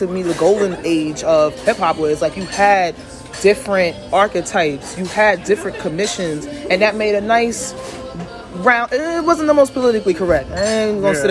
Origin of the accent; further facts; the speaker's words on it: New York, United States; I'm from New York